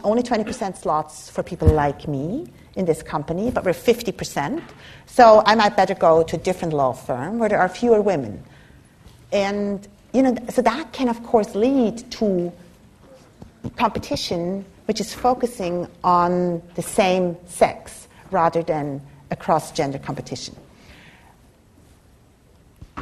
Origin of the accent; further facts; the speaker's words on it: Switzerland; moved away as an adult; now in United States; I come from Switzerland, from a Germanic culture